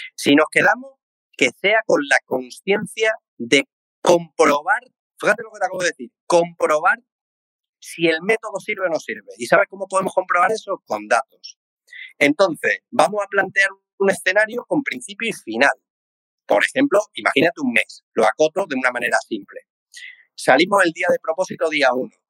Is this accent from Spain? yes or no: yes; Seville, Andalusia, Spain; como buen sevillano